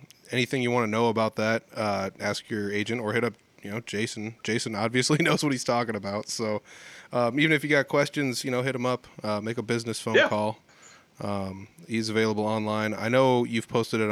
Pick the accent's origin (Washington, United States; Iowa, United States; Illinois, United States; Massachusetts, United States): Iowa, United States; rural; I grew up in the country